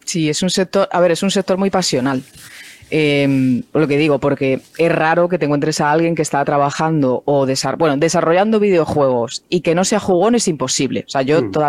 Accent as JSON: {"language": "Spanish", "town": "Cádiz", "region": "Andalusia", "country": "Spain", "tie": "born there", "said": "eh, lo digo algunas veces, que ya parece que no, eh, bueno, que no tengo nada de acento, pero yo nací en Cádiz, eh, se me ha ido todo ya"}